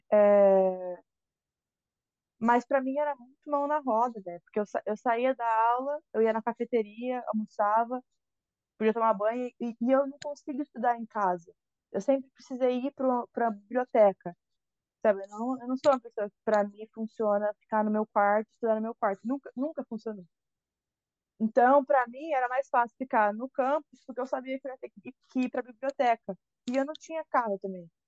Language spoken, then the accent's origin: Portuguese; Brazil; moved away as an adult; also born or lived in Valinhos, São Paulo / Louisiana; now in United States; eu sou do Brasil